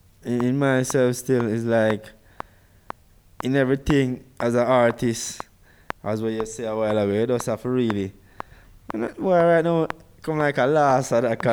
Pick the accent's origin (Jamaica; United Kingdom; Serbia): Jamaica; moved away; I'm from Jamaica.